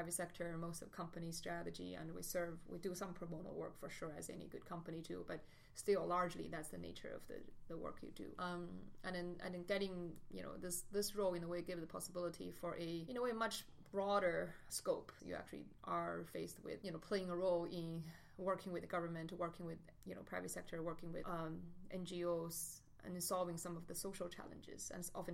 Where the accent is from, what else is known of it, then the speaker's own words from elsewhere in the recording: China; moved away as an adult; also born or lived in United States / Beijing; I grew up in China, but I went to the States for grad school